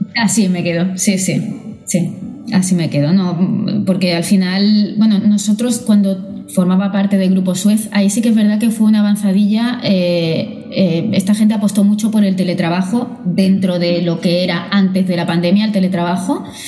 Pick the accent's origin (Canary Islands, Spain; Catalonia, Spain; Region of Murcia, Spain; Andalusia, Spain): Andalusia, Spain; Málaga; now in Barcelona, Spain; soy nacida en Málaga y criada allí